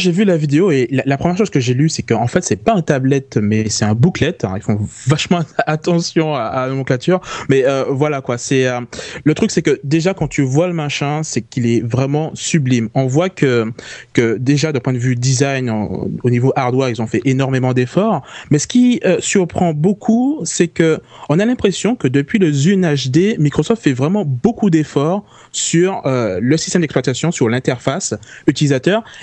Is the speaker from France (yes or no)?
yes; French West Indies, France; accent: Antillean; now in Paris, France; ça, fait pratiquement dix ans {S2} que je suis à Paris et, euh, et j'ai toujours pas perdu mon accent antillais, quoi.